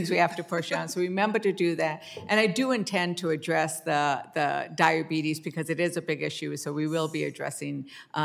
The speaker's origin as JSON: {"language": "English", "region": "New Mexico", "country": "United States", "said": "I'm from New Mexico"}